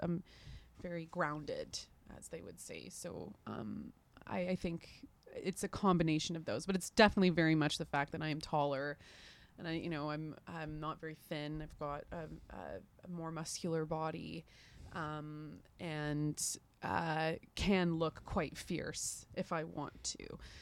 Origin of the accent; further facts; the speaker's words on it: Canada; also born or lived in London, United Kingdom; as a Canadian artist